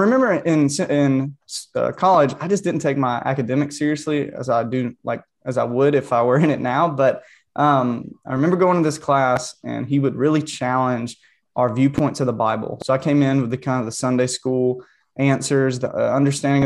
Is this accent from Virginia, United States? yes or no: no; Cordele, Georgia, United States; I grew up in South Georgia. Cordial, Georgia was the watermelon capital of the world.